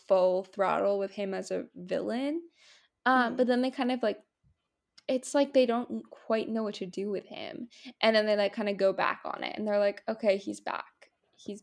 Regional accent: Maryland, United States; I grew up in Maryland

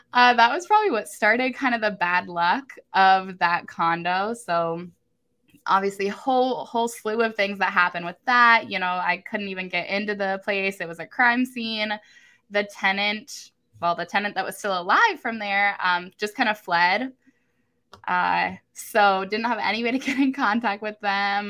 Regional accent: Columbus, Ohio, United States; I am from Columbus, Ohio

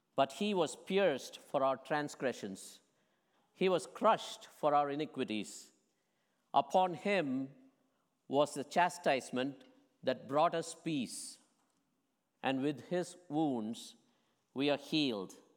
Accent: India; moved away; what I grew up with in India

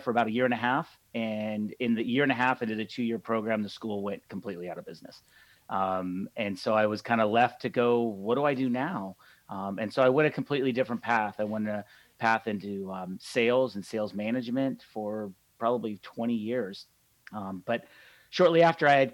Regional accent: Atascadero, California, United States; I grew up in Central California, a small town that most people haven't heard of. It's called Atascadero

